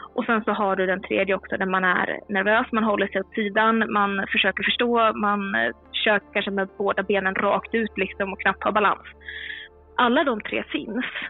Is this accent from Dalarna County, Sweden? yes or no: yes; Mora, Dalarna County, Sweden; moved away as an adult; also born or lived in Stockholm; är född och uppvuxen i Mora i Dalarna men med två Göteborgsföräldrar.